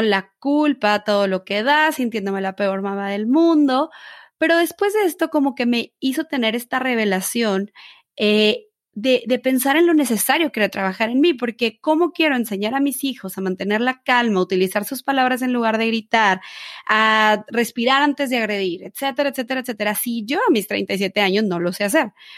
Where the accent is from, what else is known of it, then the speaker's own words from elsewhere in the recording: Mexico; tú y yo que somos mexicanas